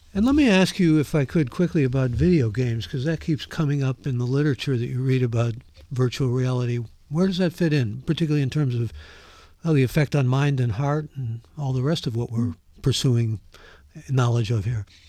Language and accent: English; Ohio, United States; now in California, United States; I grew up in Ohio. I'm a Mid American